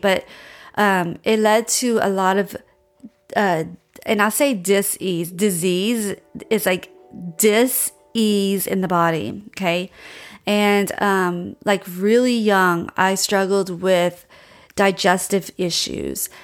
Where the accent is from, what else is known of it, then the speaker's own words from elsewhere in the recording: Louisiana, United States; now in Austin, United States; I grew up in Louisiana